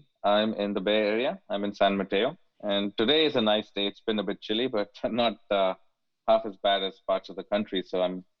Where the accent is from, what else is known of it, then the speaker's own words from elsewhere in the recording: India; moved away as an adult; also born or lived in Chicago; now in United States; I grew up in India. Mm-hmm. And moved to the country when I was 22, moved first to Chicago